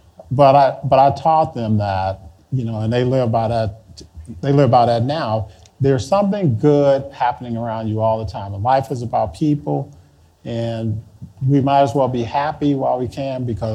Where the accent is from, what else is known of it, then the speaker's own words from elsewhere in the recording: Chicago, Illinois, United States; moved away; I'm from Chicago